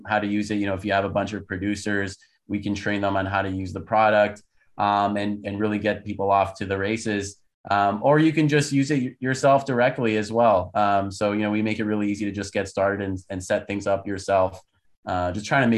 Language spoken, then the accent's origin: English; Canada; moved away as an adult; also born or lived in United States; I'm actually Canadian, was born and raised in Canada. My parents are Turkish